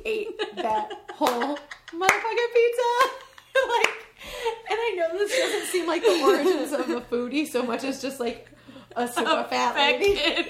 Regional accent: West Central Illinois, United States; West Central Illinois, very small town, population 9,500 at the time.

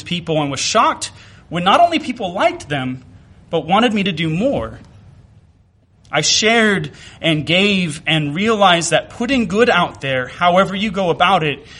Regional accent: Mississippi, United States; growing up in Mississippi

